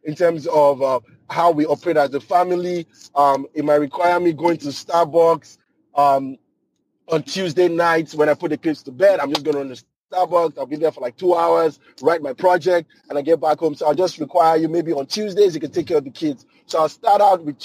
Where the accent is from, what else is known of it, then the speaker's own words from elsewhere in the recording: Nigeria; now in United States; I grew up in Nigeria driving stick shift